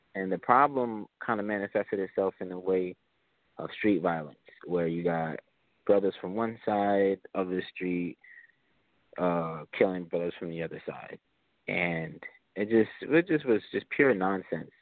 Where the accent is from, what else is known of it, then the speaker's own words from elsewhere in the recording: Springfield, United States; we have here in Springfield a few street gangs that I grew up around uh, due to where I grew up in Springfield